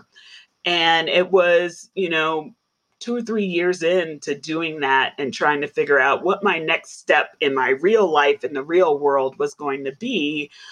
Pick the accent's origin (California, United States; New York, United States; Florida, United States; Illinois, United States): New York, United States; New York City; now in Denver, United States; I grew up in the Bronx